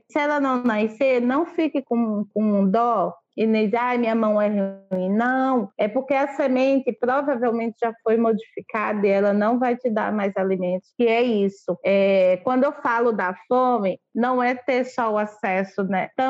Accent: Northeast Region, Brazil; como cozinheira, como nordestina, de aprender, sempre aprender, sempre aproveitar até o talo

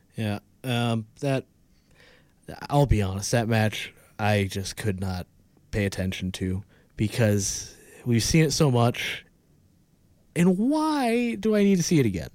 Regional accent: United States; as an American

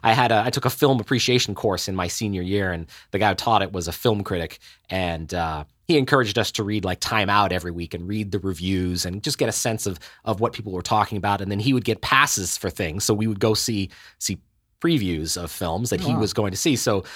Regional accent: Helsinki, Uusimaa, Finland; born there; also born or lived in Ottawa / Seoul / Pretoria; And I was born in Helsinki a few years after you, a 70-year kid. My folks and I, my mother is Danish, my folks and I traveled around a great deal. We had a couple of years in Ottawa when I was a kid

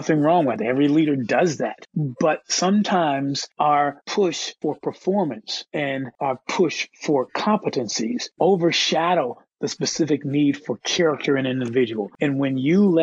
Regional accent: United States; I am an American

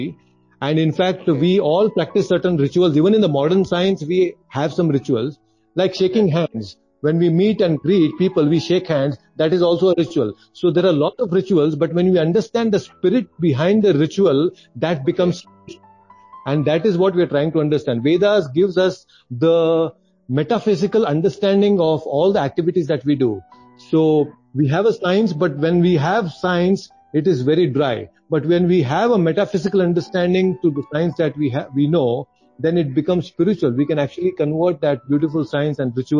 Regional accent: Bangalore, Karnataka, India; I'm from Bangalore

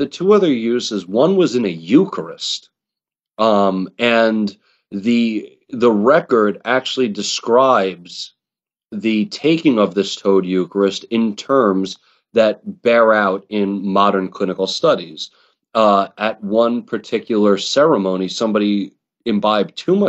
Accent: New York, United States; I'm an Italian from New York

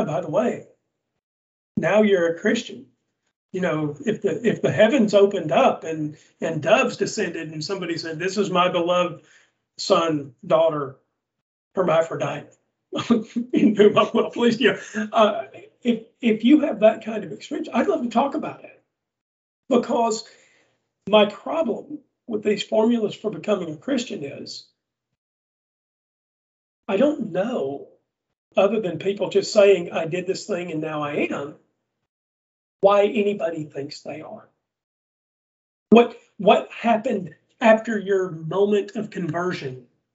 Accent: Southern United States, United States; accent: Southern; my Southern accent's pretty thick

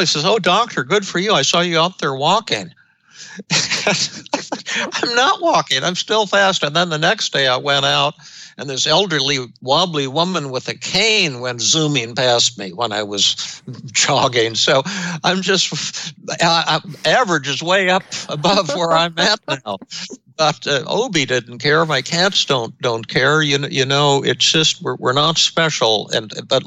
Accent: Denver, Colorado, United States; when I was growing up in Denver

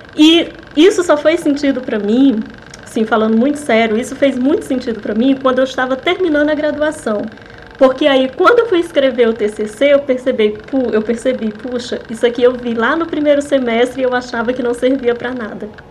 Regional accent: Fortaleza, Ceará, Brazil; moved away; Eu morava em Fortaleza, né? Eu sou de Fortaleza, eu sou do cearense.

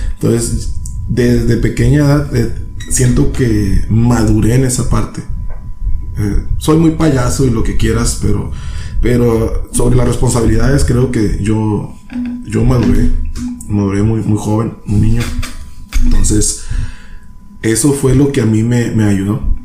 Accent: San Luis Río Colorado, Sonora, Mexico; also born or lived in Tijuana; soy de aquí de San Luis, Colorado. Soy de aquí de San Luis, Colorado, gracias a Dios. Me tocó nacer en otra parte

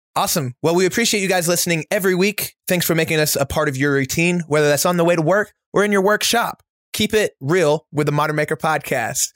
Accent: Oklahoma, United States; moved away; I'm from Oklahoma, so we share a border, and so our youth was very similar

